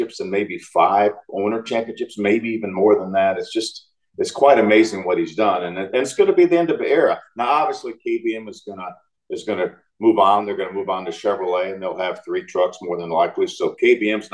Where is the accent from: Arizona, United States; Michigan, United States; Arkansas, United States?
Michigan, United States; Detroit; I grew up in Detroit.